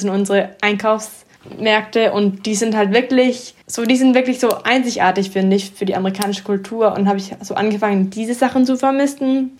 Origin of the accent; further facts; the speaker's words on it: Atlanta, Georgia, United States; moved away as an adult; also born or lived in Athens, Georgia; now in Munich, Germany; ich bin eigentlich in Atlanta geboren und auch da aufgewachsen